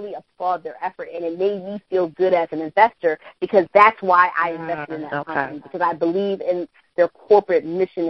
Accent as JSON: {"language": "English", "town": "Philadelphia", "region": "Pennsylvania", "country": "United States", "said": "I'm from Philadelphia"}